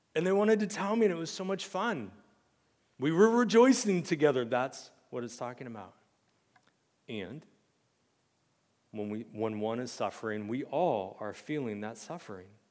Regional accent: United States; as an American Christian

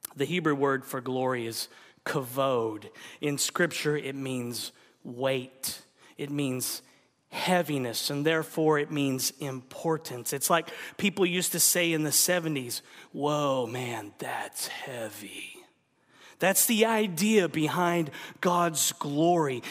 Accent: United States; we're American

